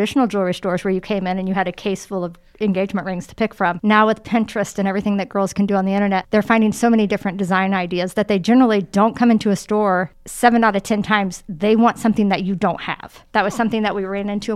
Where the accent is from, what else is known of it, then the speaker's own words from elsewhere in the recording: Muncie, Indiana, United States; moved away as an adult; now in Indianapolis, United States; it's my hometown